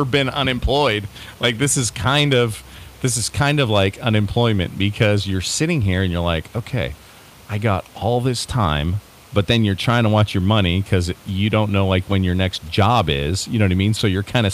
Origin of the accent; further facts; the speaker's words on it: Pennsylvania, United States; we grew up in Pennsylvania